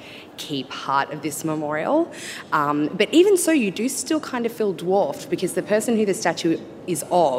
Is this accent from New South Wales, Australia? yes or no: yes; Sydney, New South Wales, Australia; I am from Sydney, Australia.